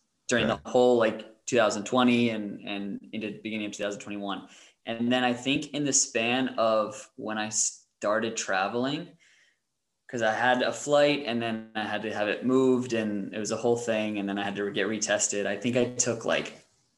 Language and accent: English; United States; moved away as an adult; also born or lived in Germany; now in Denmark; for us as Americans